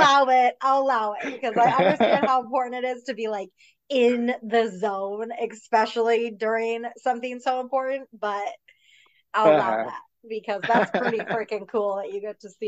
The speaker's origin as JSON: {"language": "English", "region": "Michigan", "country": "United States", "tie": "born or raised there", "said": "I mean, I'm a Packers fan myself. I grew up"}